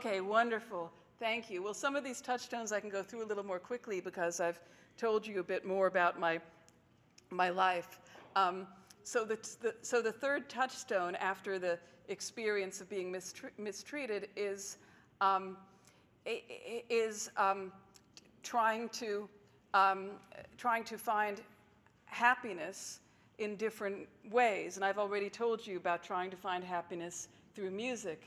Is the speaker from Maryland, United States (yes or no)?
no; Texas, United States; As a Jewish child growing up in Texas, which is real Bible Belt